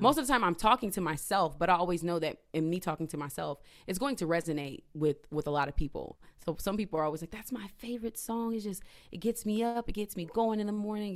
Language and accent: English; Indiana, United States; moved away as an adult; now in Philadelphia, United States; I'm from Indiana, moved to Philadelphia in two thousand fourteen because I wanted that change.